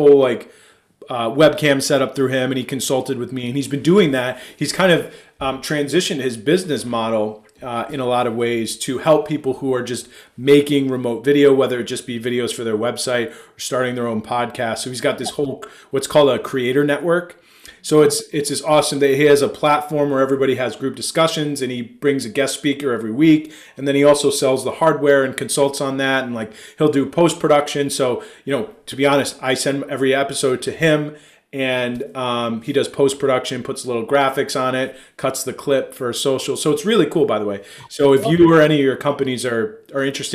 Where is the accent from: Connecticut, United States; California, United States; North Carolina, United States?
Connecticut, United States; now in Buffalo, United States; I grew up in Connecticut